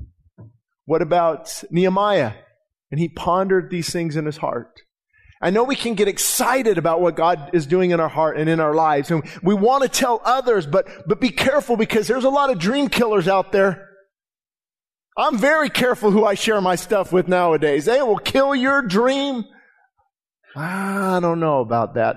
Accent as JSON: {"language": "English", "town": "Quartz Hill", "region": "California", "country": "United States", "tie": "born or raised there", "said": "my hometown"}